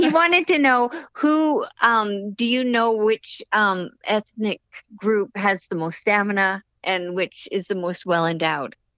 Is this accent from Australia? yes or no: no; Canada; being Canadian